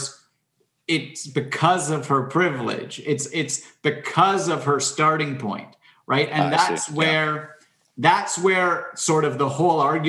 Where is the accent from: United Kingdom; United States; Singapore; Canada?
Canada; I'm Canadian